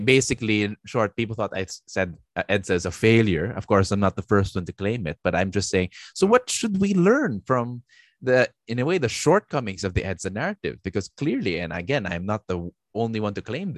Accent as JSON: {"language": "English", "country": "Philippines", "said": "we're Filipinos, I'm like, so automatically as a Filipino citizen"}